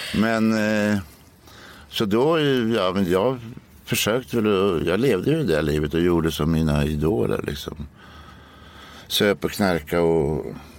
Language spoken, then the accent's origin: Swedish; Norrköping, Östergötland, Sweden; i Norrköping där jag växte upp